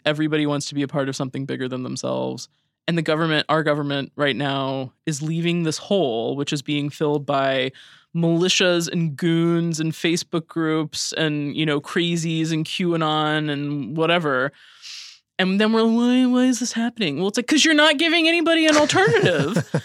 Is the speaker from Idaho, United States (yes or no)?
yes; Idaho, United States; moved away; I grew up in Idaho